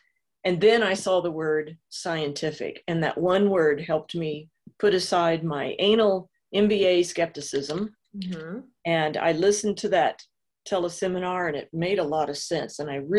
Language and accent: English; Illinois, United States; also born or lived in Southern California / Missouri / New York; So I am from originally Southern Illinois, small town, but spent half of my life in Southern California. I've lived in Missouri, New York